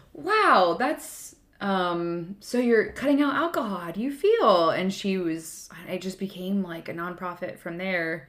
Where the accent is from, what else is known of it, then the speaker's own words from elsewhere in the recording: United States; as an American